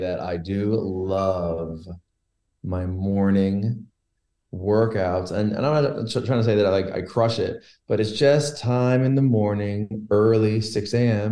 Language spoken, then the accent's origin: English; Logy Bay, Newfoundland and Labrador, Canada; I grew up in Logie Bay, which was the end of a dirt road when I was a kid.